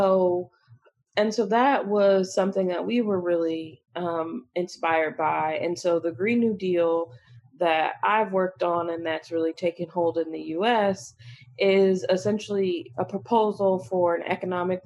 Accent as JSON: {"language": "English", "town": "Chicago", "region": "Illinois", "country": "United States", "moved": "yes", "said": "I'm a Chicagoan. I'm from Chicago, recently moved back to Chicago"}